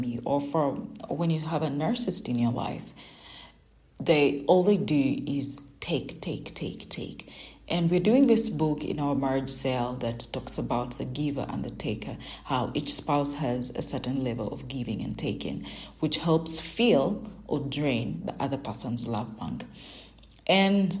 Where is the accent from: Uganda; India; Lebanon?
Uganda; English is a second language; my local language, in my native language in Uganda